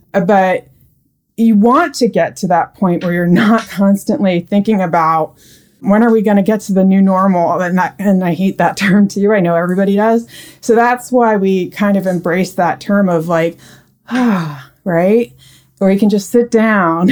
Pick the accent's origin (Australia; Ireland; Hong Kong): Australia; my dad is from New Zealand and I was born in Australia